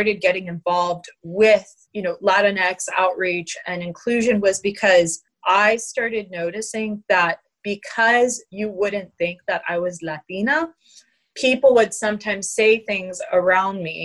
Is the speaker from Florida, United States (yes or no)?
no; Dahlonega, Georgia, United States; I grew up in Dahlonega, Georgia, in a small town